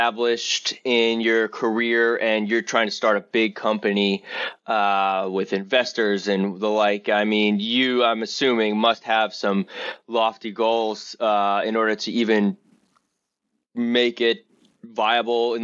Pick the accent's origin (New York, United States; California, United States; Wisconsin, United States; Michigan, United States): New York, United States; New York City; I grew up in Rockaway. We are in New York City, but we're on the outskirts of it